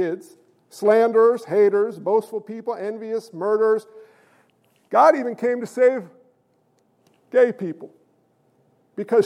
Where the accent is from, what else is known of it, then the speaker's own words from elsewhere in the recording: New York, United States; I'm a New Yorker